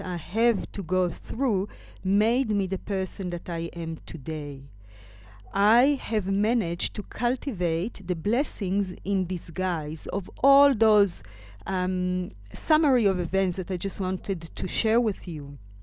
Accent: Israel; moved away as an adult; now in South Africa; I left, um, my home country, Israel, and arrived to South Africa when I was twenty-one years old

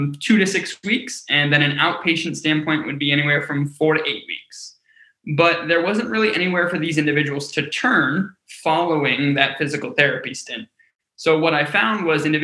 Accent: Cleveland, Ohio, United States; I grew up in Cleveland, Ohio

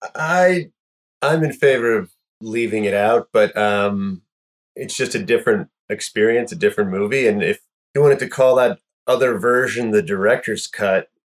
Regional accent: North Florida, United States; I grew up in North Florida

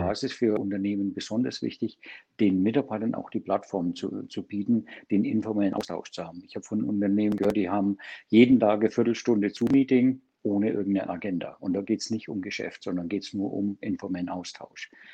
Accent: Germany; bei uns in Deutschland

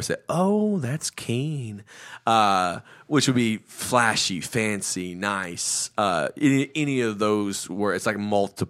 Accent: India; Can I tell a story? I didn't. I'm Indian. I know how to tell stories.

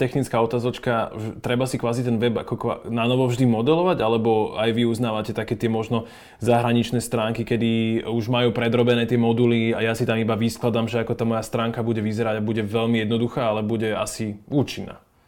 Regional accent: Slovakia; sme my Slováci

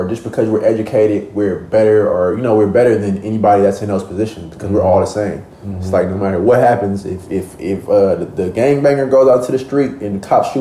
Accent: Oakland, California, United States; I come from Oakland, California. I come from an environment where it's very dangerous, where it's very cutthroat

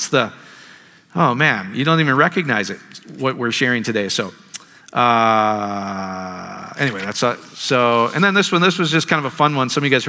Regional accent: India; from India.

